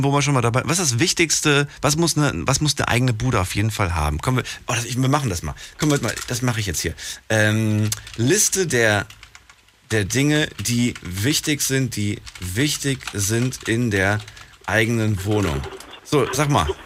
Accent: Hamburg, Germany; Ja, ich komme aus Hamburg.

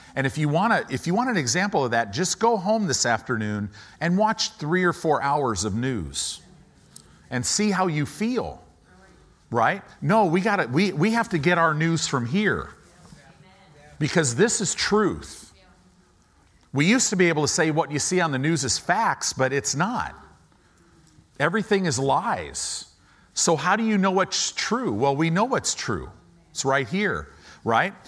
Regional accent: United States; as Americans

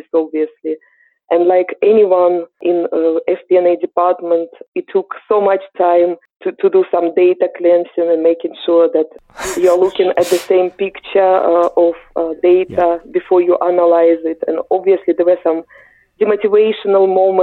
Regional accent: Ukraine; English is a second language; moved away as an adult; As you can hear from my accent, I'm originally from Eastern Europe. I'm Ukrainian.

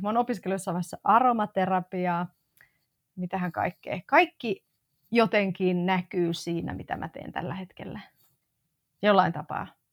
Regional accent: Oulu, North Ostrobothnia, Finland; moved away as an adult; also born or lived in Tampere / Madrid; now in Helsinki, Finland; Mä synnyin siis Oulussa ää, ja tota, Oulusta pohjoisesta ponnistan

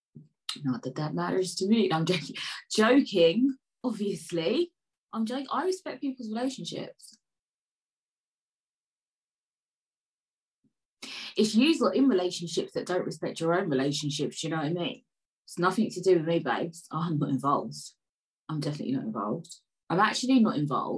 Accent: London, United Kingdom; I was born in Peckham

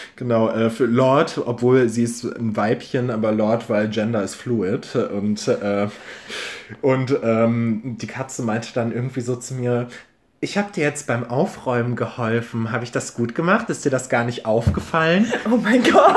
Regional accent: Ruhr area, North Rhine-Westphalia, Germany; ich komme auch aus dem Ruhrgebiet

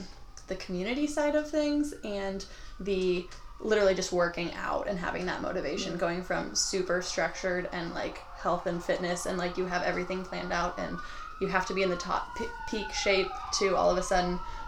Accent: Oregon, United States; I grew up in Oregon

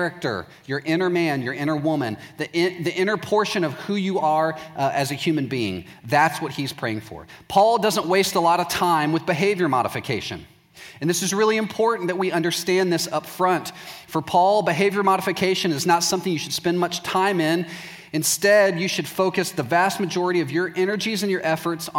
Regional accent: Waco, Texas, United States; I'm from Waco, Texas

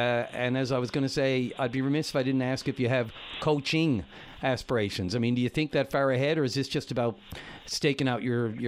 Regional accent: Newfoundland and Labrador, Canada; And of course, I'm going to say, as a Newfoundlander.

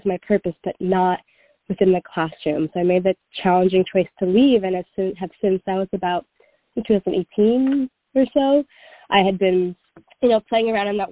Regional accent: New York City, New York, United States; I was born and raised in New York City

